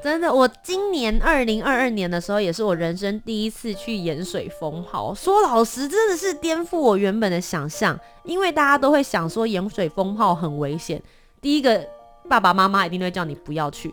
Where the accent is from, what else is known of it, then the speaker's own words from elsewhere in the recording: Kaohsiung, Taiwan; 从小是在高雄长大，然后我的阿嬷是台南人